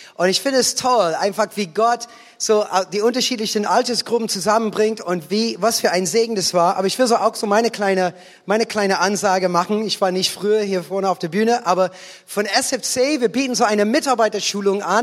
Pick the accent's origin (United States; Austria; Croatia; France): United States; German is a second language; moved away; als Amerikaner